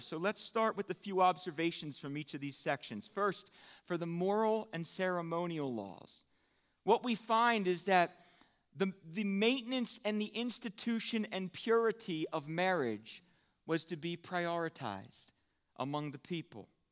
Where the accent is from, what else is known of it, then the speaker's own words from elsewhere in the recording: United States; as American Christians